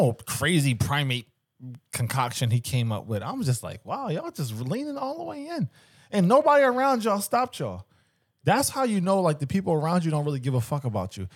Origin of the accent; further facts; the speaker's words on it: Philadelphia, Pennsylvania, United States; growing up in Philly